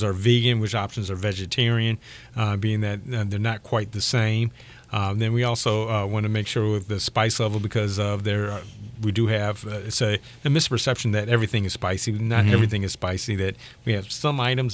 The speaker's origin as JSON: {"language": "English", "town": "Country Club Hills", "region": "Illinois", "country": "United States", "tie": "born or raised there", "said": "we grew up together in Country Club Hills, Illinois"}